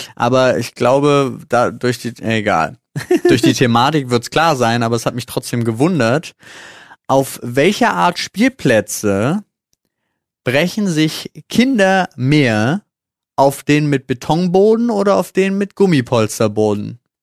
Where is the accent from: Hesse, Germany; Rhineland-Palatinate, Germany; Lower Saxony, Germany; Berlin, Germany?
Berlin, Germany; Ich so als geborener Berliner